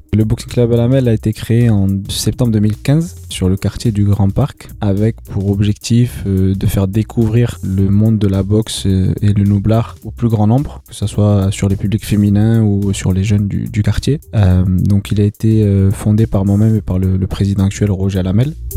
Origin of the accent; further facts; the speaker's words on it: Bordeaux, Nouvelle-Aquitaine, France; je suis originaire du quartier de Bacalan, je suis de Bordeaux Nord aussi